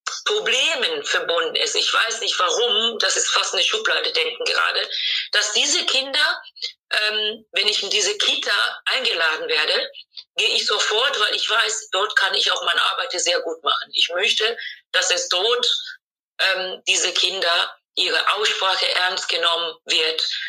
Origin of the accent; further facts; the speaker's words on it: Tanzania; German is a second language; now in Germany; das Land, wo ich geboren bin, Tansania